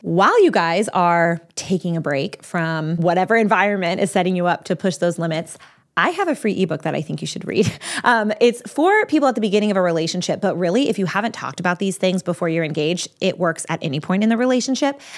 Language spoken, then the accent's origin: English; Texas, United States; now in Pennsylvania, United States; I'm from Texas. Right now I live in Pennsylvania, but I'm from Texas